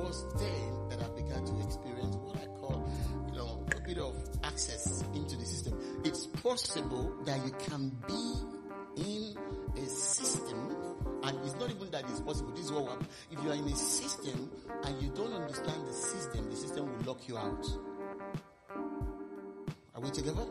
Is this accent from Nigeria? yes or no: yes; Nigeria; moved away as an adult; now in United Kingdom; while I was growing up in Nigeria.